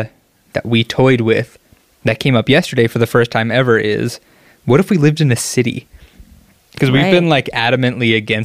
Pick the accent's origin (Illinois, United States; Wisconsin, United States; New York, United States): New York, United States; outside New York City, United States; moved away; I grew up outside of New York City.